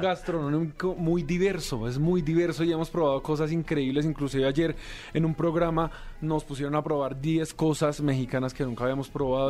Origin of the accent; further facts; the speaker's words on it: Colombia; yo soy de Colombia